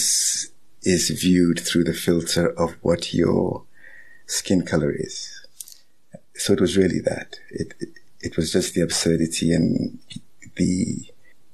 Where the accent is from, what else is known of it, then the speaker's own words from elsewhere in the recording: Ghana; also born or lived in Nigeria; now in South Africa; growing up in West Africa